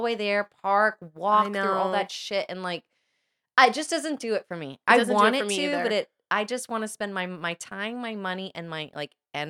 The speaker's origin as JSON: {"language": "English", "region": "Florida", "country": "United States", "tie": "born or raised there", "said": "And maybe I take it for granted because I grew up in Florida."}